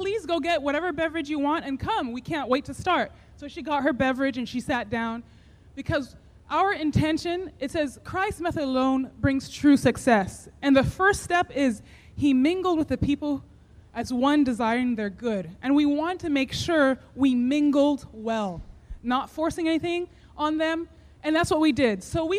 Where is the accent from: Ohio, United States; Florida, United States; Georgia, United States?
Georgia, United States; Summerville; We are from Somerville, Georgia, and we have a farm called Parable Gardens and Orchard.